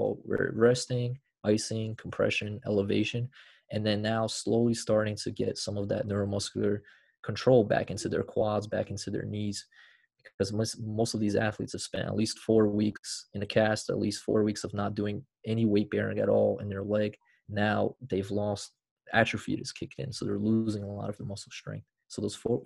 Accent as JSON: {"language": "English", "country": "Brazil", "moved": "yes", "lives_now": "United States", "said": "I'm originally from Brazil originally."}